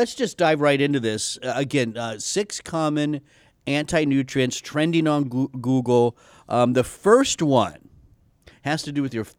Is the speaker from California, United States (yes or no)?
no; Texas, United States; Oh, I'm from Texas. Yes. Yeah. I hide my accent.